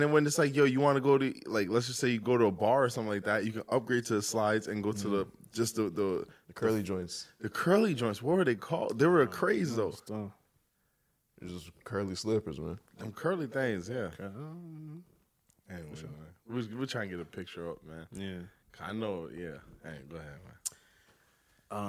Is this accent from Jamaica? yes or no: yes; Jamaica; I'm Jamaican.